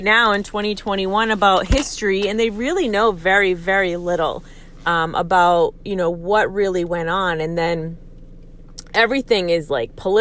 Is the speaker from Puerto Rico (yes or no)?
yes; Aguadilla, Puerto Rico; now in United States; I grew up in Puerto Rico. I grew up here in the States and in Puerto Rico.